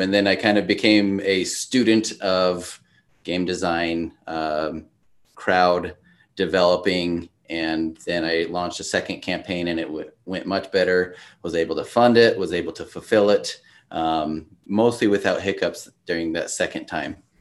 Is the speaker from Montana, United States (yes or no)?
no; Washington, United States; moved away as an adult; also born or lived in Idaho / Oregon; now in Utah, United States; I grew up in Washington State, went to college in Idaho, and then took my first job in Oregon, and now I live in Utah.